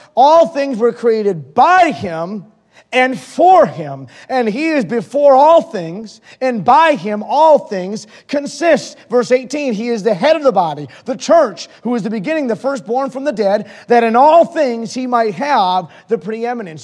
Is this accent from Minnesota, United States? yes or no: no; Holyoke, Massachusetts, United States; also born or lived in Springfield, Massachusetts / Mainz, Germany; I was born in Springfield, Massachusetts and I grew up in Holyoke, Massachusetts